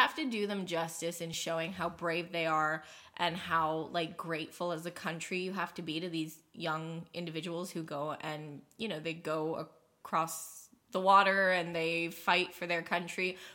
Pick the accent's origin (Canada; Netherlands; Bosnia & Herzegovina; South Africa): Canada; I'm Canadian